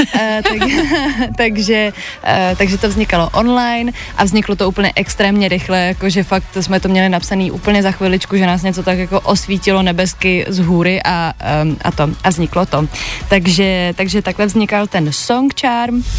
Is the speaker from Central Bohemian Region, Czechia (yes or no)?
no; Prague, Czechia; jsem z Prahy, jsem zpěvačka